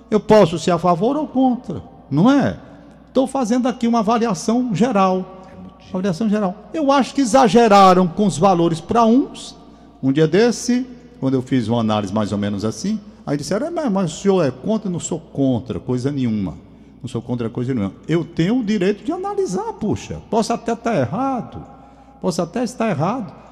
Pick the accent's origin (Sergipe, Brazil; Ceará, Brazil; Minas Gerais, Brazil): Ceará, Brazil; Fortaleza; Eu estou dizendo o meu olhar, como cearense, como fortalezense.